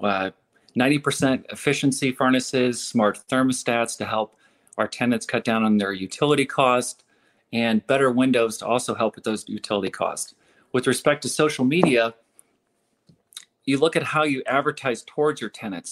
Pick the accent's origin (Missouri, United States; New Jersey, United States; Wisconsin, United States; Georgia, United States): Missouri, United States; St. Louis; growing up in St. Louis, coming back here after spending, you know, seven seven years away from St. Louis